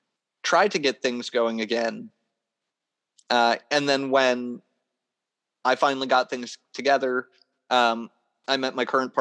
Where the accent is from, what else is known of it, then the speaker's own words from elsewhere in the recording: Niagara Falls, New York, United States; moved away as an adult; So I moved back to my hometown area for a bit. Got my bearings, but at the same time, at the time that I was in my hometown area, I was living with my family again.